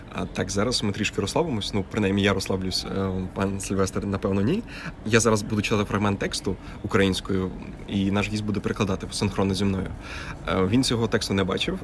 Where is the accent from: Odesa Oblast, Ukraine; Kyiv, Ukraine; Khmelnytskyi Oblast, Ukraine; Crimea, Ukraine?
Khmelnytskyi Oblast, Ukraine; Horodok; місто Городо Хмельницької області, звідки я родом.